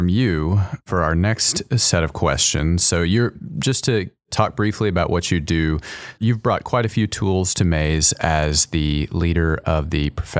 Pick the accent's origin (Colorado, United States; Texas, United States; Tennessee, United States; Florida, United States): Texas, United States; College Station; Go for it. College Station.